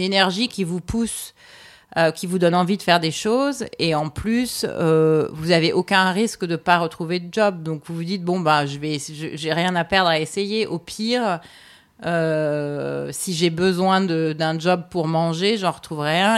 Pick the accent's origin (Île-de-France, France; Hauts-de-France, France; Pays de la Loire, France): Île-de-France, France; Paris; moved away as an adult; also born or lived in New York; je me sens presque aussi étrangère à Paris, même si c'est très familier que, bah, le fondamentaux de la culture, tu les comprends parce que c'est là d'où tu viens.